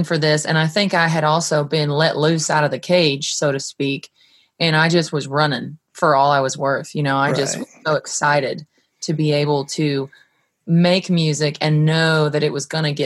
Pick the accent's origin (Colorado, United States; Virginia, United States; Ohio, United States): Colorado, United States; I'm from Colorado